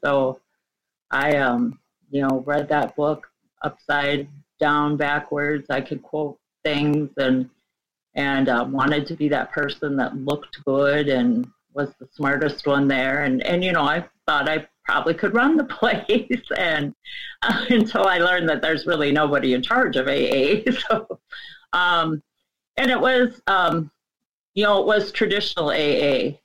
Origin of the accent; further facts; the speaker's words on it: Midwest, United States; I grew up in the Midwest, a small conservative Catholic um, home